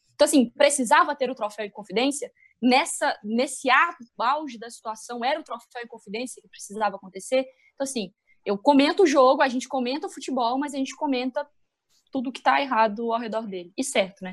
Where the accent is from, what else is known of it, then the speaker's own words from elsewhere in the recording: Minas Gerais, Brazil; accent: mineiro; also born or lived in Belo Horizonte; E meu sotaque tá muito mineirense. Se vocês não entenderem, é porque eu estou em BH